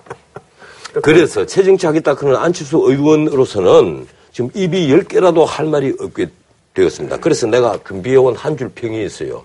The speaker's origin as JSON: {"language": "Korean", "region": "Ulsan", "country": "South Korea", "tie": "born or raised there", "also_born_or_lived": "Busan", "moved": "yes", "said": "나는 울산 출신이지만 부산사 학교를 다녔고"}